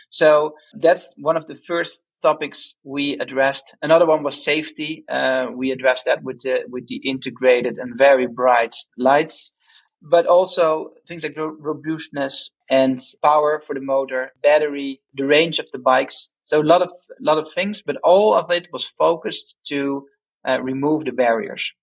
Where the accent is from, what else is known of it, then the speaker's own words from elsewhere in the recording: Amsterdam, North Holland, Netherlands; being Dutch, we're from Am Amsterdam originally